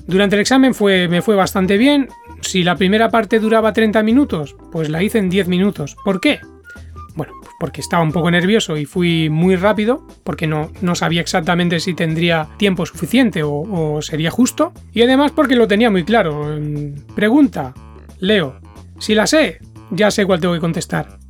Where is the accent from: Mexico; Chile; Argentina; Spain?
Spain; now in Japan; soy de España